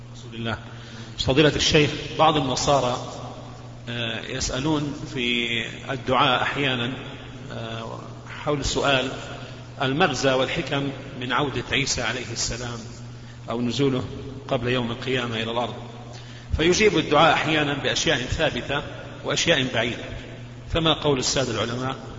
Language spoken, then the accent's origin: Arabic; Kuwait; أنا من الكويت